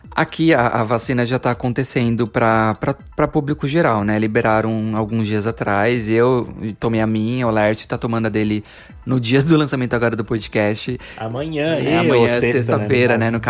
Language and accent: Portuguese; Brazil; moved away as an adult; now in Canada; é porque eu sou brasileiro.